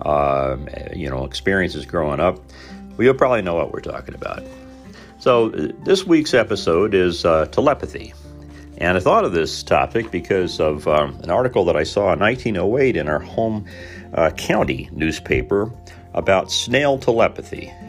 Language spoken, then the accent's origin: English; Southern Indiana, United States; moved away; a lot of us folks growing up in Southern Indiana at the time I was there